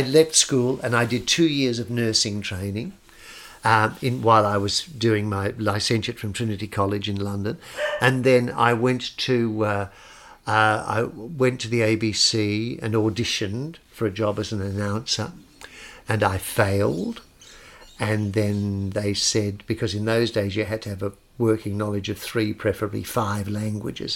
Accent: Australia; I grew up with both. I, I didn't grow up as an Australian. I grew up as a, as a sort of half Italian, or half ding

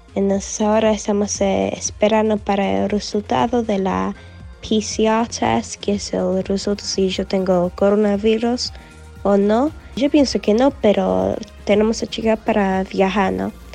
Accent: England, United Kingdom; soy de Inglaterra

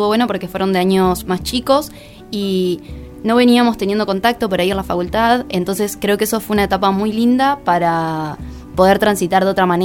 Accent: Colón, Entre Ríos, Argentina; moved away as an adult; now in Paraná, Argentina; yo soy de Colón ah, eh, y bueno, estoy viviendo acá.

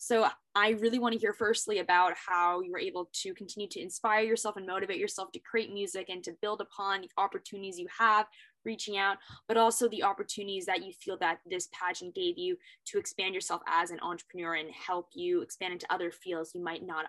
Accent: Hong Kong; now in Shanghai, China; I lived in Hong Kong my entire life as like Canadian Jewish, living in Hong Kong. Now I'm in Shanghai.

